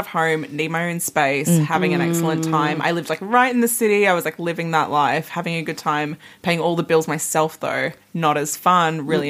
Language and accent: English; Perth, Western Australia, Australia; moved away as an adult; now in Melbourne, Australia; So lived at home. Lived on my own. I'm from Perth. Lived on my own in Perth